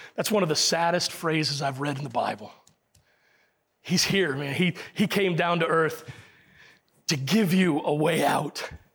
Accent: Puerto Rico; I was born in Puerto Rico, but I'm still English.

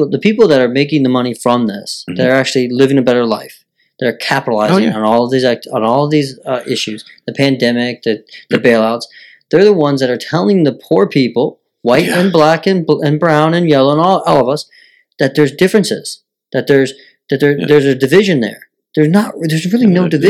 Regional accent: United States; us as American citizens

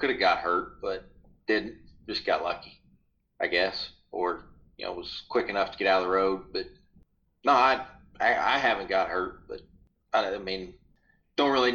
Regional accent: Ohio, United States; moved away as an adult; I grew up in Ohio

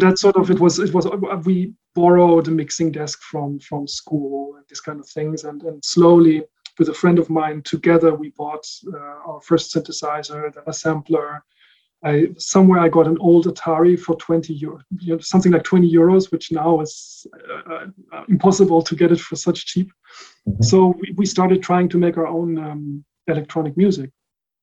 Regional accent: The Hague, South Holland, Netherlands; also born or lived in Rotterdam area, Netherlands; I was born in the Netherlands, and I grew up there. Mm-hmm. My parents were German, are German, and so I spent all my childhood in the Netherlands. So first mm-hmm. Somewhere close to Rotterdam, and then later in The Hague.

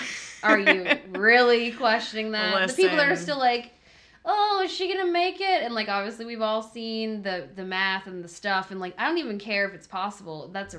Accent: Florida, United States; For those that don't know, I'm from Florida

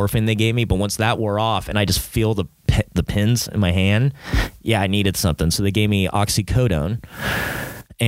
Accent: Long Beach, California, United States; I'm from Long Beach

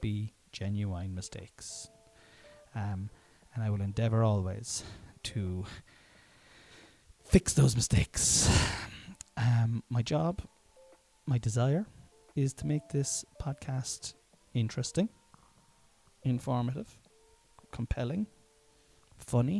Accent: Ireland; I'm Irish and I generally do not pronounce my THs

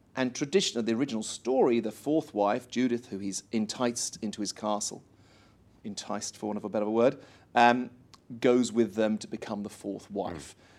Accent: Sherborne, South West England, United Kingdom; moved away as an adult; now in Australia; I'd done operas since I was about fourteen in my hometown

